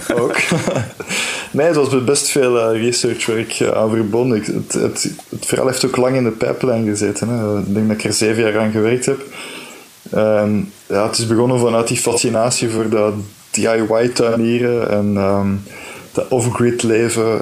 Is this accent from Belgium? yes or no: yes; Flanders, Belgium; als Vlaming die dan ook eh, misschien met een Franstalige uitgever werkt